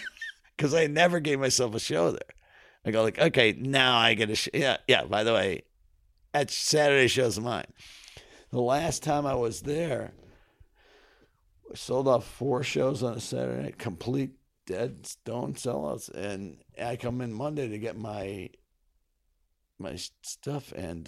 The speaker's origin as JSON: {"language": "English", "town": "North Syracuse", "region": "New York", "country": "United States", "tie": "born or raised there", "also_born_or_lived": "Kingston, New York"}